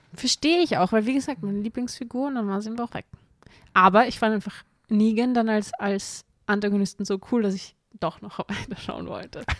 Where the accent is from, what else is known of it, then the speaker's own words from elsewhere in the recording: Austria; bei uns in Österreich